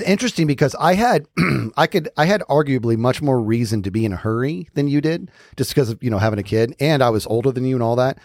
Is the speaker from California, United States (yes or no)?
no; Arizona, United States; we're from Arizona